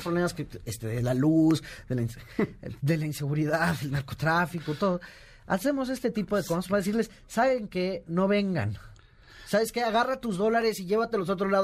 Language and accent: Spanish; Mexico